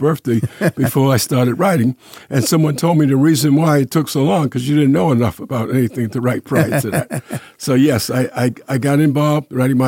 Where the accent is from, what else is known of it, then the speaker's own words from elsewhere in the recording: New York City, New York, United States; also born or lived in Boston, Massachusetts / North Carolina; I was born in Brooklyn, New York, and I finished my education